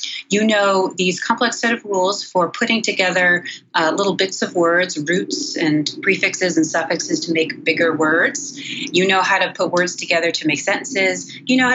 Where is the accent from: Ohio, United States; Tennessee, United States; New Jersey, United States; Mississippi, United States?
New Jersey, United States; Cranford; I'm originally from Cranford, New Jersey, which is kind of a suburb of New York City in Union County, just less than an hour outside New York City, a town of about 20, 22,000 people. So I grew up in suburban New Jersey